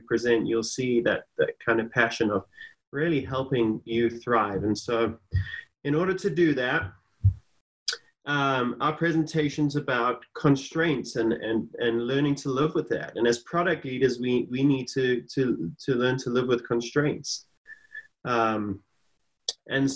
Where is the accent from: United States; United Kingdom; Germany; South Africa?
South Africa; moved away; I'm from a different country. I'm originally from South Africa, been here for a while now